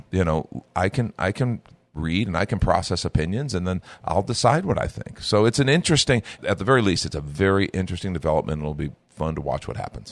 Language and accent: English; United States; as an American